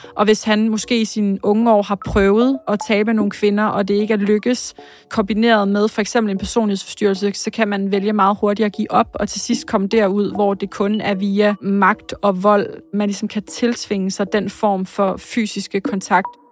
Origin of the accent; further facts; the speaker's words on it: Slagelse, Zealand, Denmark; also born or lived in Korsør; jeg er født og opvokset i Slagelse